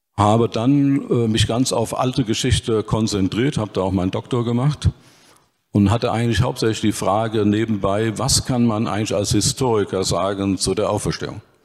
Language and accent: German; Dillenburg, Hesse, Germany; Und nachmittags auf dem Fußballplatz, entweder in Dillenburg oder im Nachbarort Vonhausen. Ich habe also meine Kindheit in der Kneipe und auf dem Fußballplatz verbracht